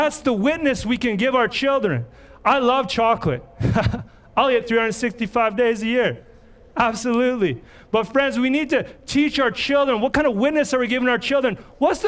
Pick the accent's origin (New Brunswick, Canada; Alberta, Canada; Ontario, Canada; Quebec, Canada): Alberta, Canada; Red Deer; I grew up in Red Deer. I got in a lot of trouble as a young person.